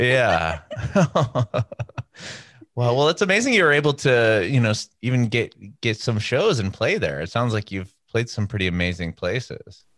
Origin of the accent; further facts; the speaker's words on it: Southern California, United States; I'm from Southern California. I don't know if they still do this, but when I was growing up there